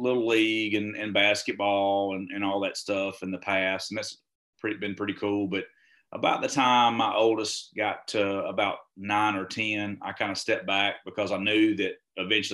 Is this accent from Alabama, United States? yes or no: yes; Alabama, United States; also born or lived in Texas; I'm originally from Alabama